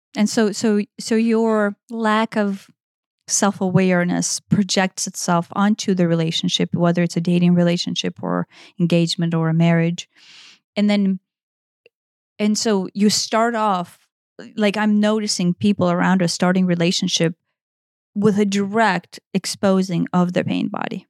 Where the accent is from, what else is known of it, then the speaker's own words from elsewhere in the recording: Ukraine; moved away; based on my upbringing and how I was raised in Eastern Europe